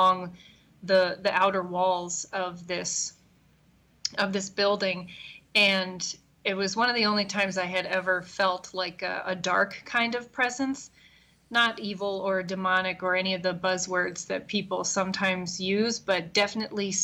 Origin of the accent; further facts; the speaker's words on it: Bel Air, Maryland, United States; moved away as an adult; now in Chicago, United States; I grew up in Maryland